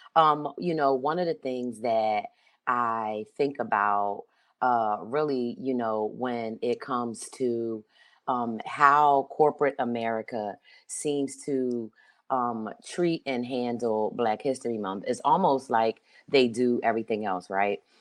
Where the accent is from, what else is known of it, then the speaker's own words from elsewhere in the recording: Philadelphia, Pennsylvania, United States; I grew up in Philadelphia, um, in the seventies, and I grew up in, uh, Northwest Philadelphia